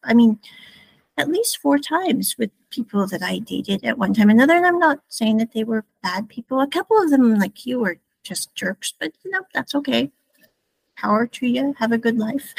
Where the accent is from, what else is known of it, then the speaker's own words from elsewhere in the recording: Midwest, United States; moved away as an adult; now in Taiwan; I'm from the Midwest